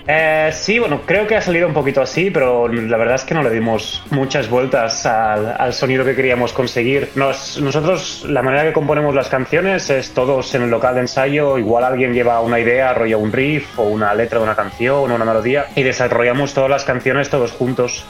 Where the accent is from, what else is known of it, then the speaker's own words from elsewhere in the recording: Barcelona, Catalonia, Spain; moved away as an adult; also born or lived in London; now in Stockholm, Sweden; soy nacido y criado en Barcelona